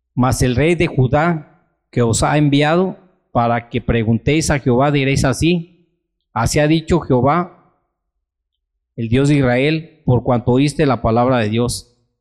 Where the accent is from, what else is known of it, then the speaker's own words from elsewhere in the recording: Mexico; nosotros hermanos como mexicanos, como cristianos